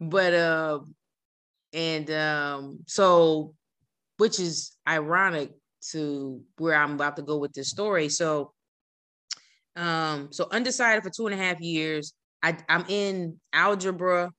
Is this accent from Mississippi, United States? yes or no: no; New Jersey, United States; moved away as an adult; I'm from New Jersey